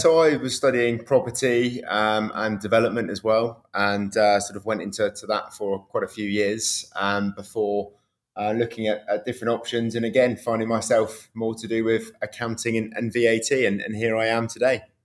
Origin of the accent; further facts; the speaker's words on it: United Kingdom; I grew up uh, same in the, in the, UK, really